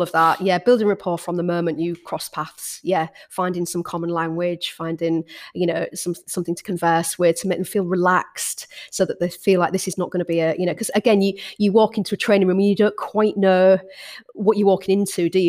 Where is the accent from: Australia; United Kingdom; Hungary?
United Kingdom; Hull, Yorkshire and the Humber; moved back to Hull, my hometown